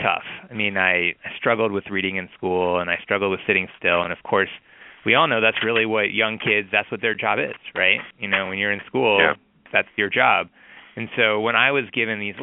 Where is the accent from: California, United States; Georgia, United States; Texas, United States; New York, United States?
Georgia, United States; Atlanta; I grew up in Atlanta, Georgia